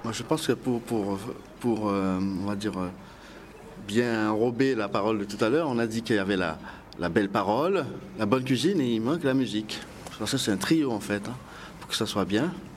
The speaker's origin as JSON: {"language": "French", "country": "Guadeloupe", "said": "Je suis de Guadeloupe"}